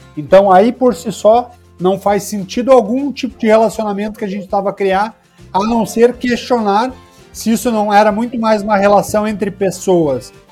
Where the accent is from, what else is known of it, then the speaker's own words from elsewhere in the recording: Paraná, Brazil; eu, como paranaense